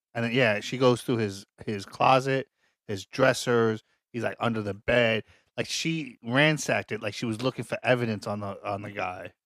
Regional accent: New York City, New York, United States; we're from Staten Island

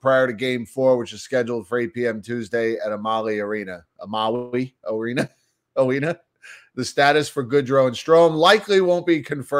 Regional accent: New Jersey, United States; I grew up in North Jersey, surrounded by a lot of Italian families. And, you know, so I learned all the lingo at a very early age.

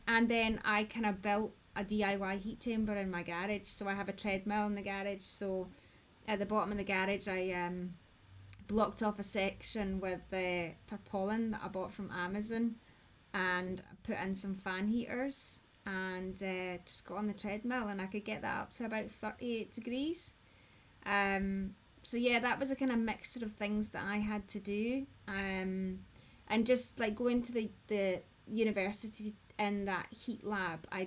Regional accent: Scotland, United Kingdom; I'm Scottish, I'm ginger

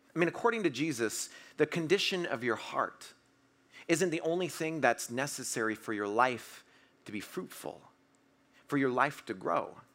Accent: Washington, United States; I'm from Washington, so I run to my car 'cause it's raining, 'cause it always rains in Washington

